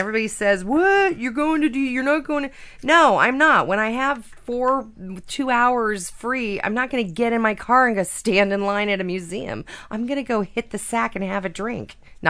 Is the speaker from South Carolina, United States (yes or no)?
no; Seattle, Washington, United States; I'm from Seattle.